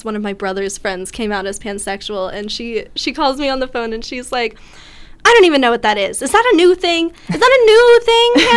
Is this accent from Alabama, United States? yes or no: no; New Jersey, United States; now in Bloomington, United States; I'm also from New Jersey, so, you know, I'm from a much more liberal area than Indiana